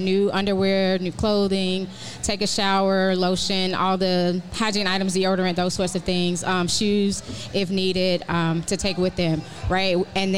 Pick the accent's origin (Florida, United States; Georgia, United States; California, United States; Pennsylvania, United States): Georgia, United States; Atlanta; Born and raised.